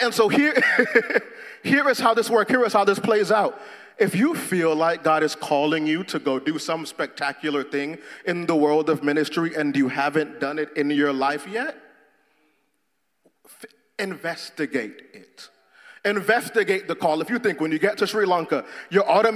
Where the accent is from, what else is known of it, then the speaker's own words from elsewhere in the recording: Jamaica; moved away; I'm Jamaican